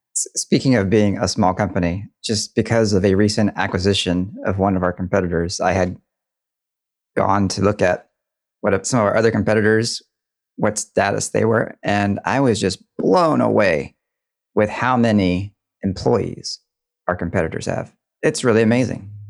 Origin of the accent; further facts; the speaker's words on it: Deep South, United States; I grew up in the Deep South, and I did not have a front porch.